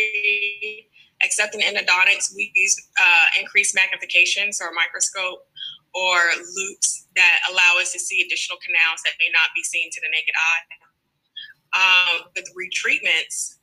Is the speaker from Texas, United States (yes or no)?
yes; Houston, Texas, United States; I am from Houston, Texas, born and raised, and that's where I currently reside.